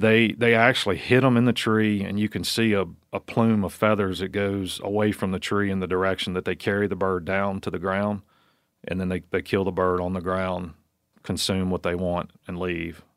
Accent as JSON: {"language": "English", "region": "Virginia", "country": "United States", "tie": "born or raised there", "said": "I grew up in Virginia as a suburban kid that got to hunt on Saturdays with his dad"}